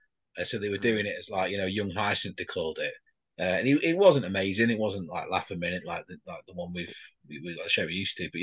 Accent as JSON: {"language": "English", "region": "Yorkshire and the Humber", "country": "United Kingdom", "accent": "Yorkshire", "said": "I'm a Yorkshireman, really, so I slip into Yorkshire quite a lot."}